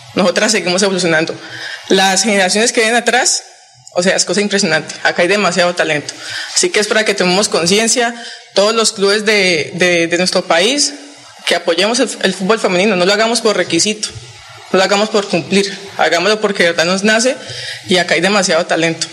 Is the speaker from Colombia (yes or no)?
yes; Santander, Colombia; moved away; contenta de estar acá en mi tierra. Lo he hecho siempre, orgullosa de, de ser santanderiana